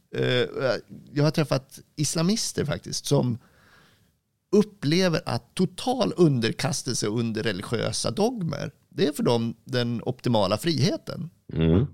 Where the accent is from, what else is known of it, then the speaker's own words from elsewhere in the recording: Dalarna County, Sweden; mig som är dalkar